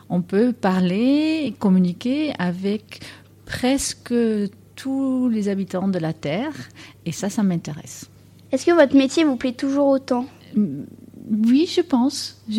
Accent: Netherlands; French is a second language; moved away as an adult; now in France; tu as bien entendu que j'ai un accent. Je viens des Pays-Bas.

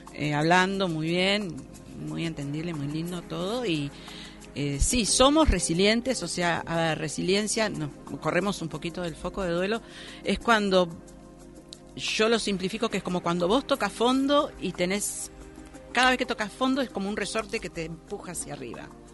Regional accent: Argentina

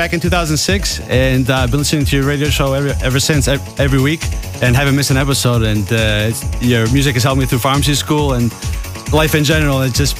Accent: Boston, Massachusetts, United States; I'm actually from Boston

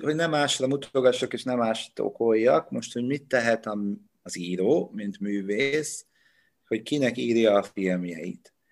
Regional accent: Dombóvár, Tolna, Hungary; moved away as an adult; Onnan, ahonnan én jövök, Dombóváron nem ismertem senkit

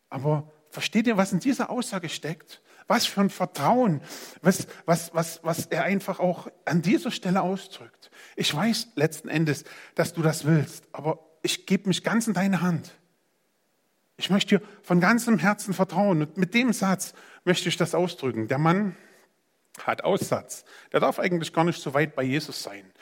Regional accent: Saxony, Germany; now in Gera, Germany; In meiner Provinz Sachsen, wo ich herkomme, ähm, das war schön. Das war völlig ausreichend. Da waren Wälder und Städte und das war einfach schön.

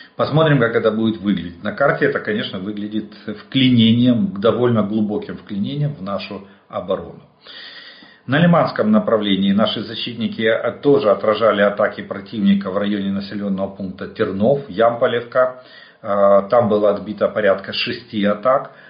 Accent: Ukraine; мы из Украины

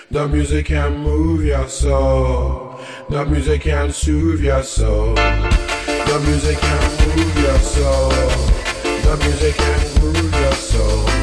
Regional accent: Brixton, London, United Kingdom; growing up in Brixton. And I tell you what, I loved it.

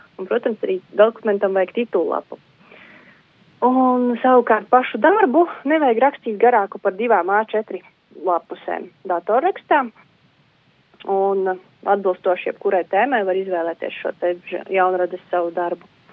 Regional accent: Galēni, Latgale, Latvia; moved away; es esmu no Varakļāna novada, tepat līdzās Preļu novadam no Galēniem

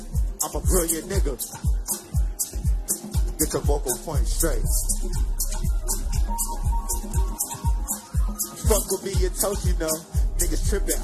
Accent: Compton, California, United States; I'm from Compton, California

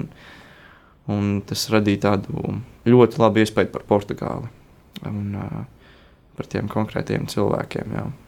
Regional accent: Latvia; mēs esam no Latvijas

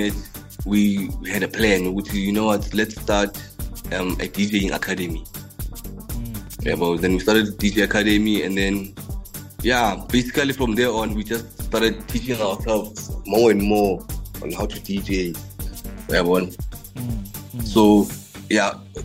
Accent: the Vaal, Gauteng, South Africa; also born or lived in Emalahleni (Witbank), Mpumalanga; from the Vaal, but I was born in Malakeni

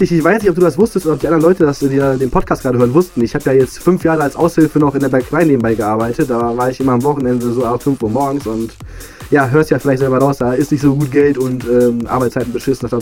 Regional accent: Poland; Also ich war, glaube ich, äh, abgesehen von Polen, mein Heimatort, war ich in zwei, drei verschiedenen Ländern.

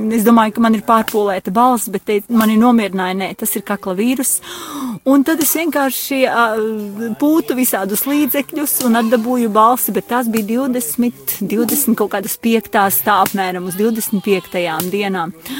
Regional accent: Gulbene, Gulbene Municipality, Latvia; Es esmu no Gulbenes draudzes

